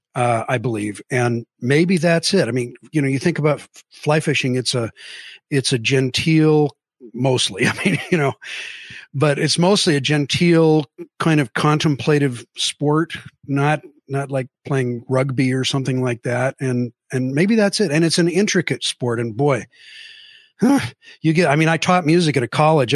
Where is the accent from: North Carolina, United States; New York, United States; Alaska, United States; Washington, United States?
Washington, United States; Mercer Island; also born or lived in Seattle; I was born in Seattle, raised on Mercer Island